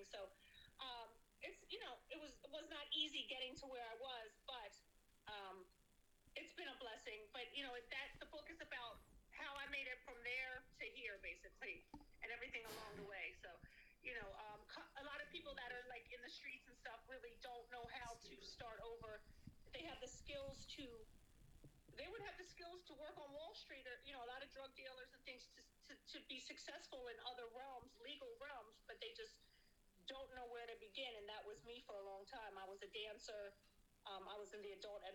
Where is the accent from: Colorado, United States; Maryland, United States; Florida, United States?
Maryland, United States; Baltimore; moved away as an adult; now in New York, United States; growing up in Baltimore as a homeless teenager